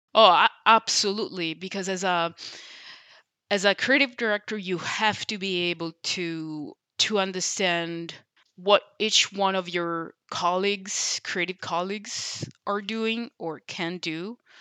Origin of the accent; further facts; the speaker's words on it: Sicily, Italy; as an introverted kid growing up in Sicily